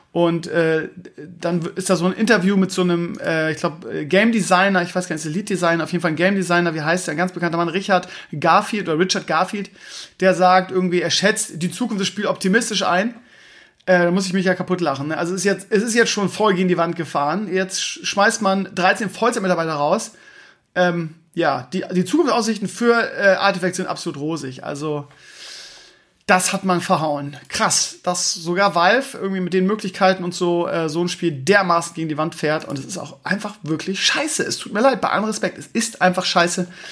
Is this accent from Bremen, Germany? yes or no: yes; Bremen, Germany; ich komme aus Bremen-Gröpeling